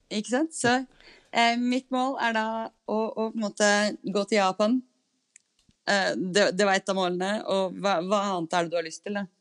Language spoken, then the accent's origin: Norwegian; Norway